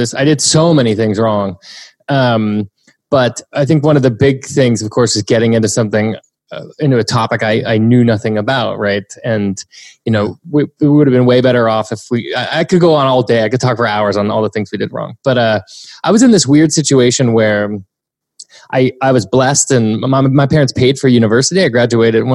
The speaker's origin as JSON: {"language": "English", "region": "New Hampshire", "country": "United States", "said": "I'm from the East Coast. I'm from a tiny little town in New Hampshire, about an hour outside of Boston"}